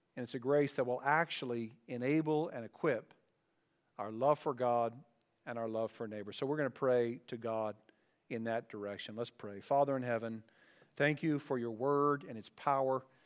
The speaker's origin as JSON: {"language": "English", "town": "Dayton", "region": "Ohio", "country": "United States", "tie": "born or raised there", "said": "growing up in Dayton, Ohio, and we lived in the city where our houses were very close to each other"}